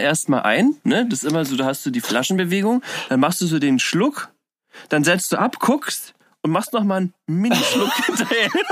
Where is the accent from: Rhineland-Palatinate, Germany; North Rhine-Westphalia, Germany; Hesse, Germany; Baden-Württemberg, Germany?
Rhineland-Palatinate, Germany; Koblenz; now in Berlin, Germany; ich bin gebürtiger Koblenzer